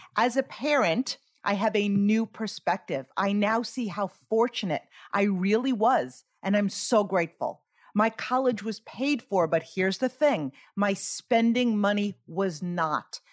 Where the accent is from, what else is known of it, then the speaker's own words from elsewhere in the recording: Greenlawn, New York, United States; I grew up in Green Lawn, New York, on Long Island